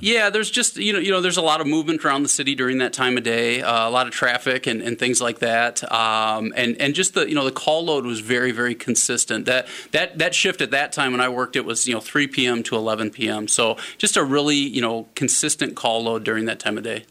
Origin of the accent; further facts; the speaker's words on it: Omaha, Nebraska, United States; moved away as an adult; also born or lived in Winona, Minnesota; now in La Crosse, United States; I was born and raised in Omaha, Nebraska.